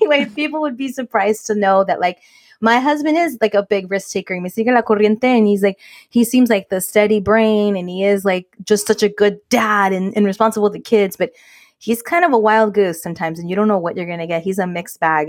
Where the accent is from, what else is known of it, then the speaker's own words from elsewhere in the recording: United States; Mexican American women